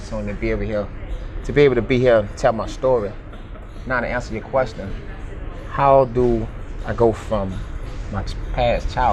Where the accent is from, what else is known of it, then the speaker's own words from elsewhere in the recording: New Orleans, Louisiana, United States; I grew up in New Orleans, Louisiana